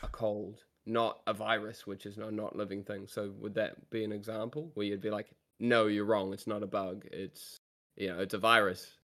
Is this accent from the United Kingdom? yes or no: no; New Zealand; I come from New Zealand